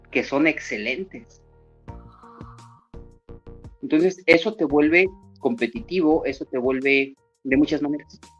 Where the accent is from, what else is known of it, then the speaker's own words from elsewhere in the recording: Mexico City, Mexico; born there; me encanta el ser chilango. Y casi no he vivido en México. Yo solo nací en México, pero casi no he vivido allá.